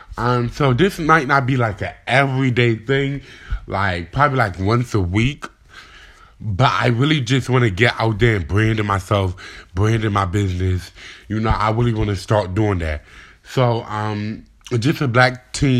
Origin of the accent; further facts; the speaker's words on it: Delaware, United States; I'm from Delaware